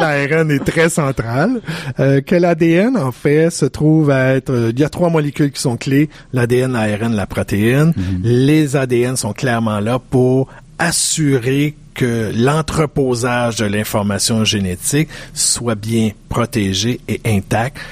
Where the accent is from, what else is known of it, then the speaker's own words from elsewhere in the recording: Quebec, Canada; je suis un Québécois